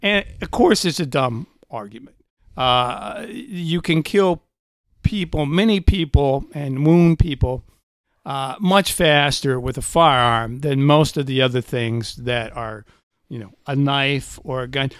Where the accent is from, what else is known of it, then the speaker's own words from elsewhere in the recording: Indiana, United States; I'm from Indiana